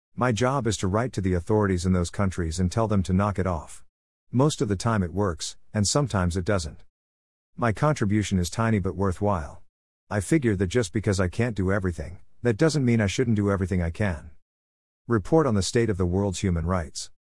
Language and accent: English; Canada; I'm Canadian